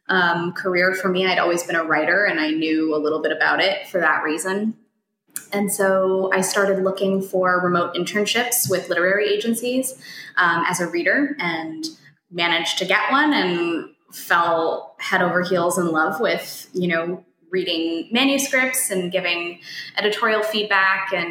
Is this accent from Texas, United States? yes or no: no; Colorado, United States; I'm from Colorado, and so people in a small town will often say